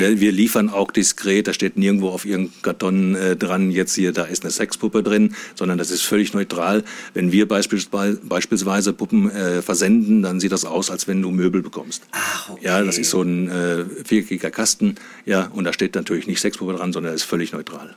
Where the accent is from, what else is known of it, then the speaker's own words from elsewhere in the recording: Wernigerode, Saxony-Anhalt, Germany; Ich komme aus Wernigerode, das ist im Harz in Sachsen-Anhalt